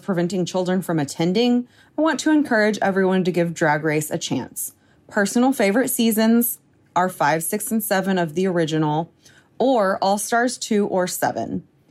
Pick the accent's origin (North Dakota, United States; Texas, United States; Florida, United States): Texas, United States; here in my home state of Texas